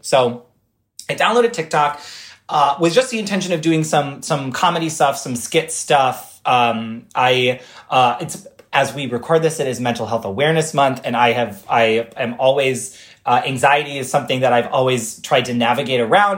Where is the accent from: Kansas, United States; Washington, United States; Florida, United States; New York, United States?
New York, United States; Rochester; now in New York City, United States; Rochester, my hometown